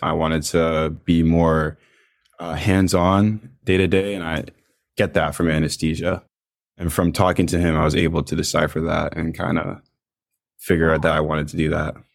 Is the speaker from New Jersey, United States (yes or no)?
no; Virginia Beach, Virginia, United States; I'm from Virginia Beach